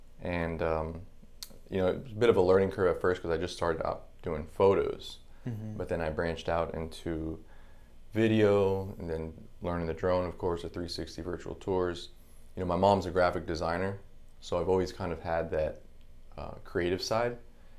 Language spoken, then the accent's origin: English; Palm Beach Gardens, Florida, United States; also born or lived in Brooklyn, United States; Brooklyn, but I moved here in 87. I was like 3 years old. So nice. Basically, Floridian, yeah.